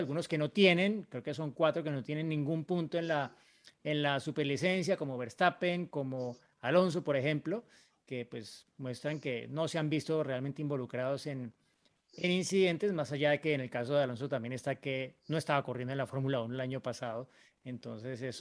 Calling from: Marco Juárez, Córdoba, Argentina; de Marco Juárez, Córdoba, Argentina.

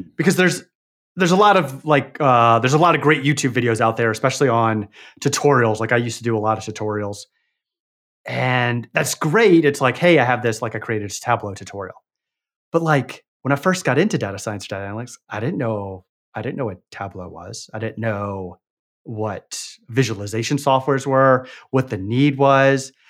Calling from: Arkansas, United States; calling from Arkansas in the United States.

